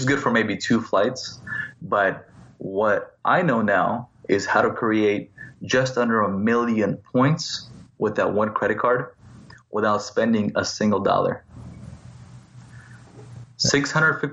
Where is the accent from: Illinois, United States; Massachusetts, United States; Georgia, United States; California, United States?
California, United States; Laguna Beach; also born or lived in Moscow, Russia / San Francisco; So I grew up in Laguna Beach, California. I'm originally from Moscow, but I came to America when I was maybe 7 or 8 years old. And I grew up in Laguna Beach